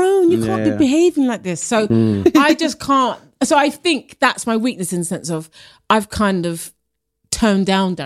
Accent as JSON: {"language": "English", "region": "London", "country": "United Kingdom", "said": "I'm from working class as well. I'm from Harlesden."}